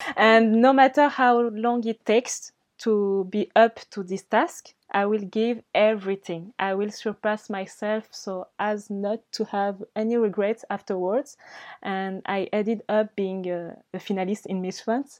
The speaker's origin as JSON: {"language": "English", "country": "Mayotte", "also_born_or_lived": "Madagascar", "second_language": "English", "said": "I'm not only from Mayotte"}